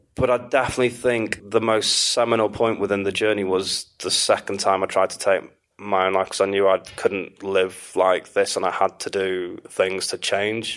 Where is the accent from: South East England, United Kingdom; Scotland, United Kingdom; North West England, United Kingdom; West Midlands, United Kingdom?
North West England, United Kingdom; Manchester; moved away as an adult; also born or lived in Istanbul / Morocco / New York / Miami; I was born and raised in Manchester. I mm. uh, grew up just outside of Manchester, though, just in between Knutsford and Altrincham